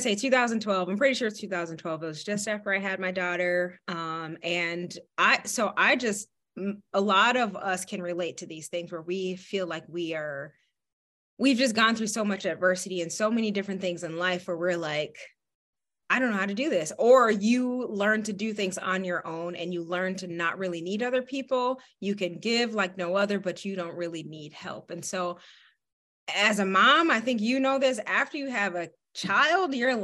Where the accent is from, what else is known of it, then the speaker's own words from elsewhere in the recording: Michigan, United States; now in Minnesota, United States; Born and raised in Michigan, moved out here to cold Minnesota